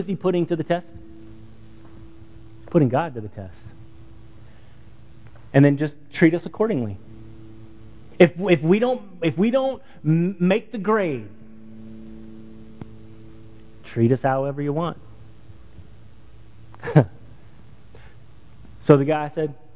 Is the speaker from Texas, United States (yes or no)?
yes; Texas, United States; I'm from Texas